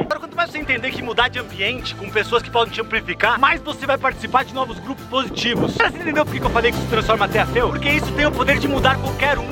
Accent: São Paulo, Brazil; also born or lived in Dourados, Mato Grosso do Sul; eu nasci no Mato Grosso do Sul, na cidade de Dourado. E com 6 para 7 anos, minha mãe foi para São Paulo tentar uma nova vida como cabeleireira. Ficamos um ano com a minha avó Tereza, até minha mãe conseguiu juntar dinheiro para levar a gente para São Paulo

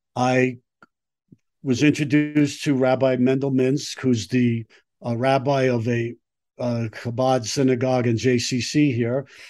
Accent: New York City, New York, United States; moved away as an adult; now in Colorado, United States; I grew up in Brooklyn, um, New York

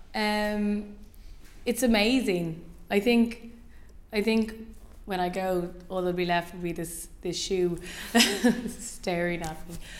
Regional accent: Ireland; moved away as an adult; now in London, United Kingdom; I was born in Ireland, and I lived there until I lived here, four years ago

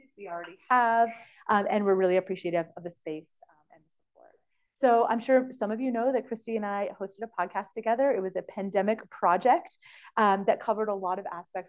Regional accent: Canada; moved away as an adult; now in United States; I'm Canadian. Now I'm both, but I was Canadian.

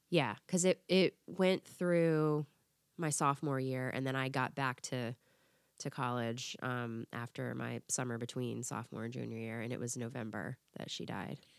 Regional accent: Florida, United States; moved away as an adult; also born or lived in Tennessee; I was in Tennessee, I grew up in Florida

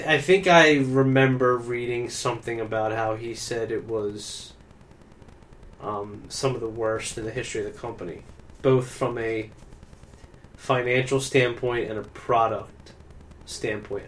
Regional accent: Williamstown, United States; Williamstown uh, Williamstown, uh, my hometown

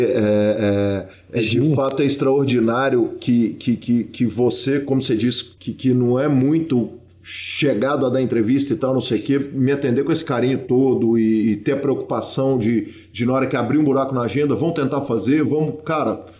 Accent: São José do Rio Preto, São Paulo, Brazil; now in São Paulo, Brazil; eu moro em São Paulo, mas sou de São José do Rio Preto, interior de São Paulo

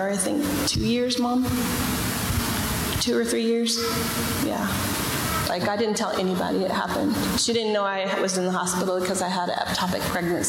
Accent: Galena, United States; I live in Galena. I was raised in Galena

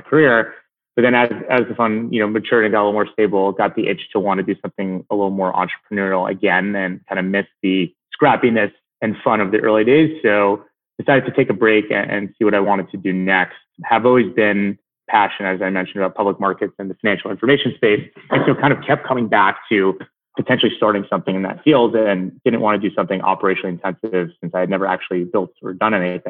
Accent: New Jersey, United States; I grew up in New Jersey

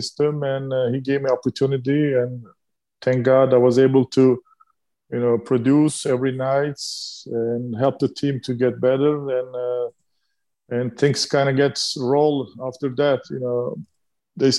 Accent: Turkey; English is a second language; moved away; when I growing up in Turkey

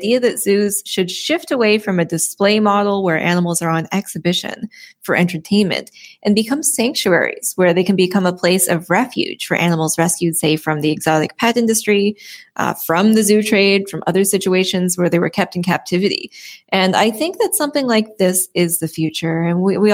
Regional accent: Prince Edward Island, Canada; And I'm from the East Coast. I'm from Prince Edward Island.

